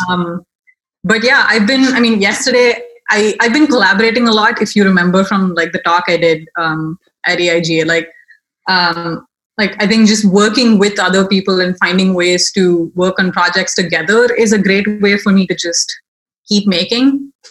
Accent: Chennai, Tamil Nadu, India; moved away as an adult; also born or lived in Baltimore, United States; now in United States; I am originally from India, um, the city of Chennai, which is in South India.

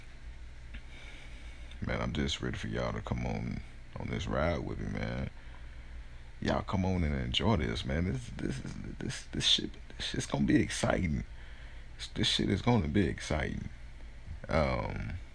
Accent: Dallas, Texas, United States; I'm from Dallas, Texas.

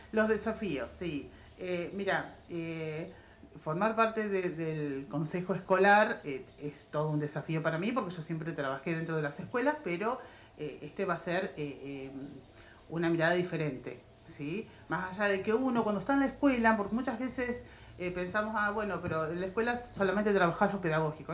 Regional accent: Tapalqué, Buenos Aires Province, Argentina; Todos somos nativos de Tapalqué

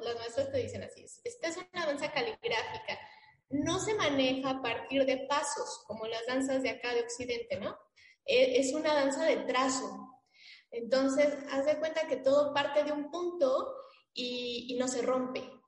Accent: Mexico; saber quiénes somos como mexicanos

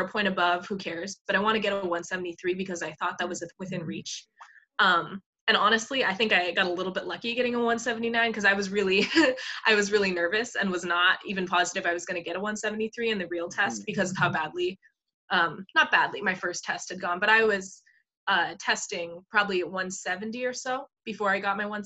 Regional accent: Hawaii, United States; moved away; I'm from Hawaii originally

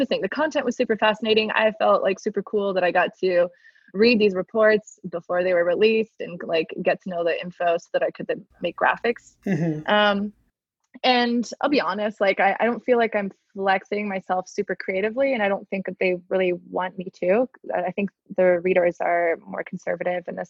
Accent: Miami, Florida, United States; also born or lived in China; now in Atlanta, United States; I'm from Miami originally. I've lived many years outside of Miami now

